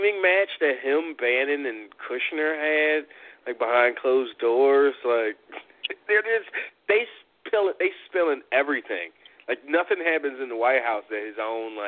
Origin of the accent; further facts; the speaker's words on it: United States; as an American